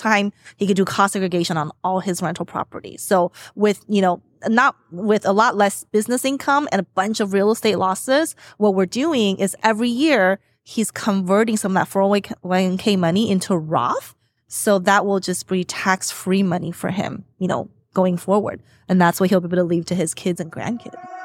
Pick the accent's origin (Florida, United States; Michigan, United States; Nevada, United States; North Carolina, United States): Nevada, United States; Las Vegas; moved away; I'm from Las Vegas mm-hmm. originally